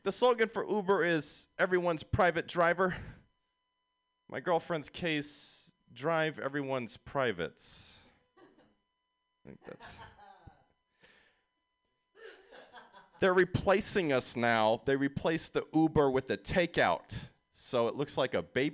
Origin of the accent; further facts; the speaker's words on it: San Jose, California, United States; I'm from San Jose. I did a year at USF. These are my stomping grounds.